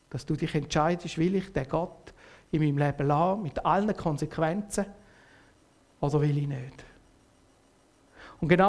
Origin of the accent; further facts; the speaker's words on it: Switzerland; Und als Schweizer bist du ja immer alles ein bisschen, oder? Ein bisschen neutral.